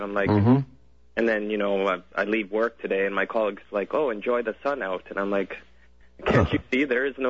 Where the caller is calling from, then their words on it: Victoria, British Columbia, Canada; I'm calling from Victoria.